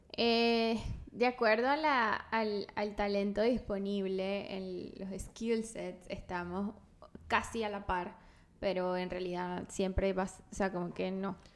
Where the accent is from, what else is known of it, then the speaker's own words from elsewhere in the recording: La Guaira, Venezuela; now in United States; yo soy de La Guaira